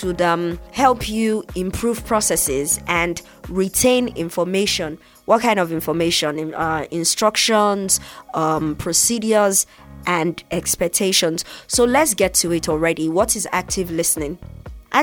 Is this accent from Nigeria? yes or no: yes; Nigeria; I'm from Nigeria.